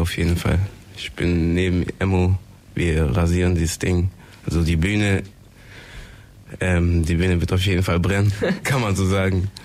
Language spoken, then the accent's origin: German; Ulm, Baden-Württemberg, Germany; ich komme auch ebenfalls aus Wieblingen